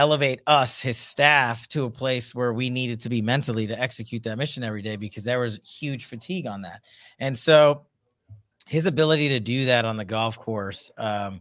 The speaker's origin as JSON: {"language": "English", "town": "New York City", "region": "New York", "country": "United States", "said": "we're two guys from Queens."}